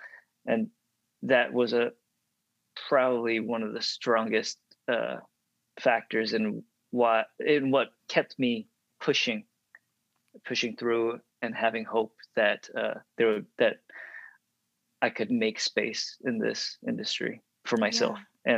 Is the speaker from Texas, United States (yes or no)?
yes; Dallas, Texas, United States; So at the time, growing up in the Dallas area, if you look at any JCPenney or Dillard's catalog from like the late 80s to early 90s, if there's an Asian kid in there, that's me.